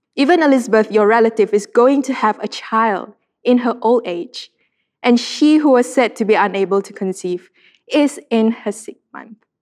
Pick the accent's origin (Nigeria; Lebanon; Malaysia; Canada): Malaysia; Sarawak; I'm from Sarawak, and Sarawakians love our beauty pageants.